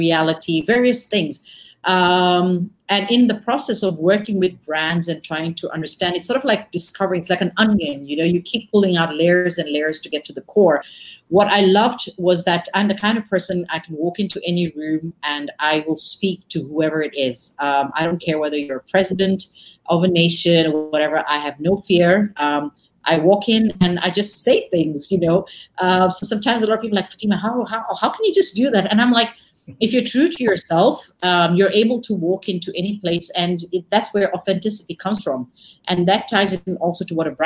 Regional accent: Nairobi, Kenya; also born or lived in London; I grew up in Kenya, in Nairobi, educated in Kenya, and then moved on and was educated in London

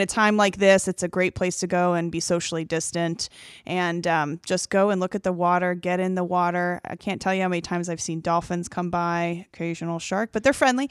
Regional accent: Marietta, Georgia, United States; moved away as an adult; also born or lived in Atlanta, Georgia; now in Cocoa Beach, United States; me growing up in Marietta, Georgia

